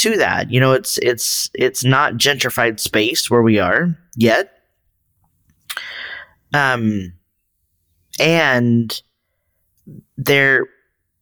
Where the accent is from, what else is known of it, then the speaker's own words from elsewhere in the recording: Texas, United States; moved away; also born or lived in San Francisco Bay Area; I'm initially from Northern Mexico, the Republic of Texas